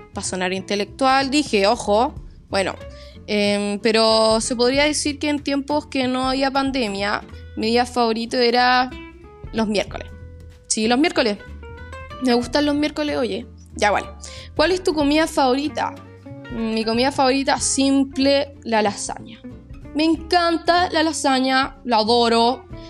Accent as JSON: {"language": "Spanish", "town": "La Serena", "region": "Coquimbo", "country": "Chile", "tie": "born or raised there", "said": "Yo nací en Serena. Soy serenense de corazón."}